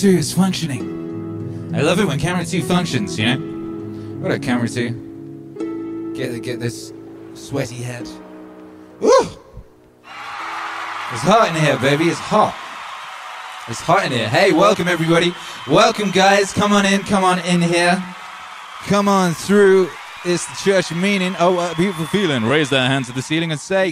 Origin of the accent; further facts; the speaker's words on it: Wales, United Kingdom; moved away; I was raised in Mordor. You know, Mordor. Like, somewhere between Hobbitshire and Mordor. That's basically, like, where I was in Wales.